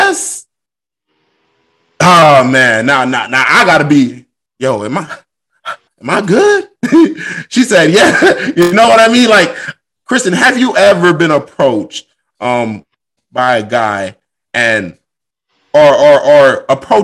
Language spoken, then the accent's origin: English; Miami, Florida, United States; I grew up in Miami, Florida